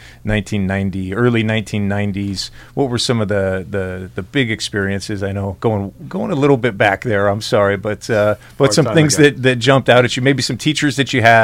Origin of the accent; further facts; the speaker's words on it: San Diego, California, United States; I grew up in San Diego